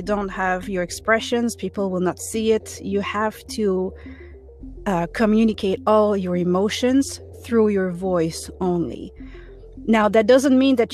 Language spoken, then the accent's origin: English; Toronto, Ontario, Canada; English is a second language; I'm from Toronto